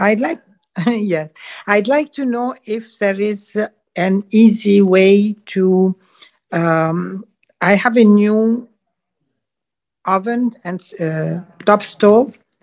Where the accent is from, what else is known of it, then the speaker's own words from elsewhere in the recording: Montreal, Quebec, Canada; now in St. Pete Beach, United States; I am wow. originally from Montreal, Canada